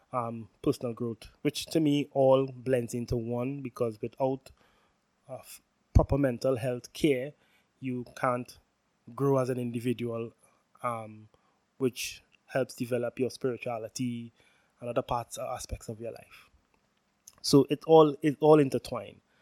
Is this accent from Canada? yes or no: no; Trinidad & Tobago; I'm from Trinidad and Tobago, for who, those who know, which is the most southerly island in the Caribbean